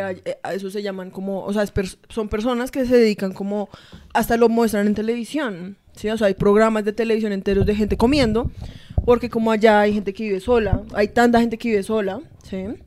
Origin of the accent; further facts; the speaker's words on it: Colombia; soy colombiana